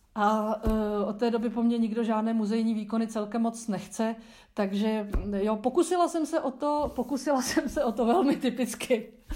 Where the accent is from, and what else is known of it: Czechia